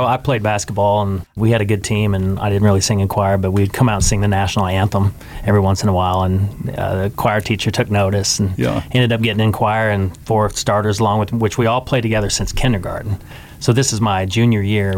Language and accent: English; Pleasant Hope, Missouri, United States; now in Branson, United States; I was born in Pleasant Hope, right, right near Branson.